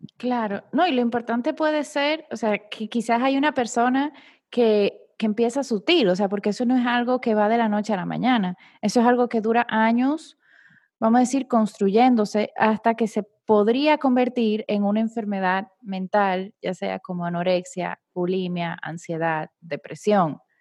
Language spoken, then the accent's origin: Spanish; Dominican Republic; now in Panama; yo soy dominicana viviendo en Panamá